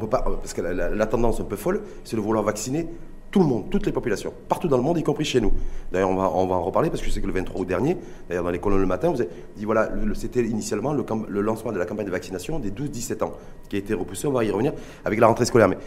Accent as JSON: {"language": "French", "country": "Morocco"}